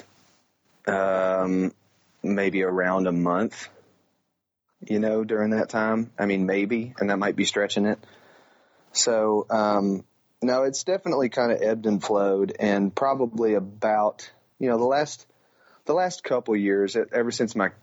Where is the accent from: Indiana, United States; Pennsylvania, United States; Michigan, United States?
Indiana, United States; Floyds Knobs; I grew up on Valley View Golf Club, which is just a little muni in Floyd's Knobs, Indiana